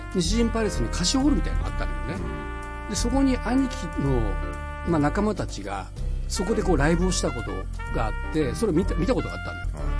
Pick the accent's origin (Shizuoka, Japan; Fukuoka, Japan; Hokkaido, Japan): Fukuoka, Japan; born or raised there; moved away as an adult